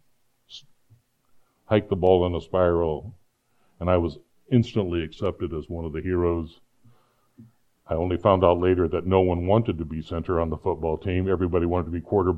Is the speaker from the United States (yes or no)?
yes; Phoenix, Arizona, United States; also born or lived in Iowa; we moved to Phoenix from Iowa, I didn't know anybody. I was a scared kid in a new school